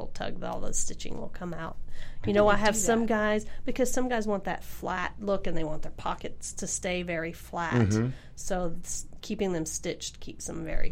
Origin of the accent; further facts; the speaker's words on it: Tennessee, United States; I'm from Tennessee